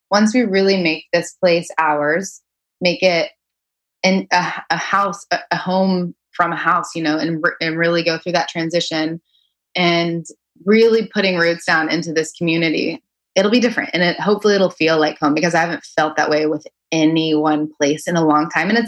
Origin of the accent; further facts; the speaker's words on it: Arkansas, United States; I grew up in Arkansas. I have moved all over.